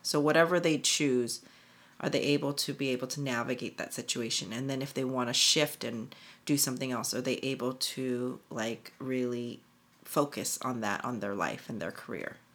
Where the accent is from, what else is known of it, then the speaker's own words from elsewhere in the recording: United States; being Korean American